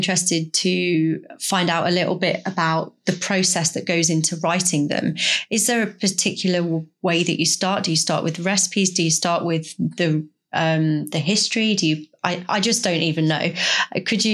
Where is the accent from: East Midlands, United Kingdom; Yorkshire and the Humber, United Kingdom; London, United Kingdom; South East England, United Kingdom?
East Midlands, United Kingdom; near Melton Mowbray; I'm from the Midlands and I lived very close to Melton Mowbray. So, for example, I grew up, you know, with the Melton Mowbray pork pie and red Leicester cheese